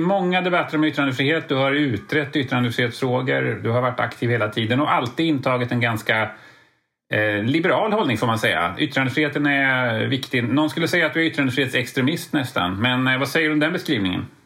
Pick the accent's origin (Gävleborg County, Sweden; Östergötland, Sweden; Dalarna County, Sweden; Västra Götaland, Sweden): Västra Götaland, Sweden; Lidköping; Jag är från Lidköping